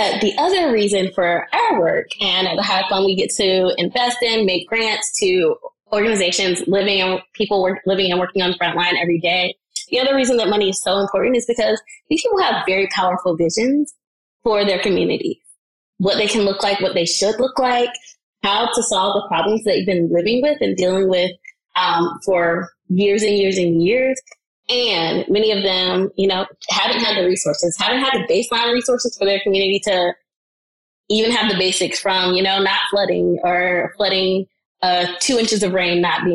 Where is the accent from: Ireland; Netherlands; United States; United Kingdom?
United States; North Carolina; I live in and I'm from North Carolina